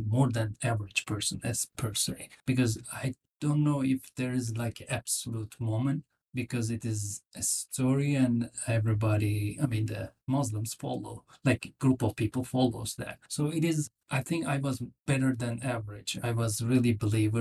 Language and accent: English; Turkey; moved away as an adult; also born or lived in Nashville, United States; now in United States; I'm from Turkey. I grew up in Turkey. I came to the United States about 17, 18 years ago.